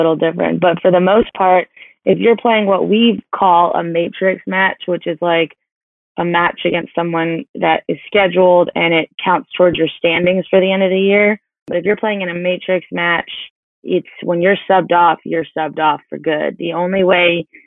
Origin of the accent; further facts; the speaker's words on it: New York, United States; moved away as an adult; also born or lived in South Carolina; I grew up 45 minutes outside of New York City